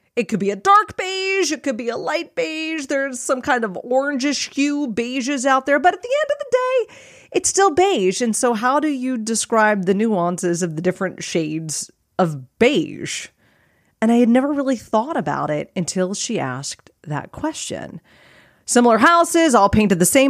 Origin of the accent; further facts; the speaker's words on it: Phoenix area, Arizona, United States; I live in a beige track home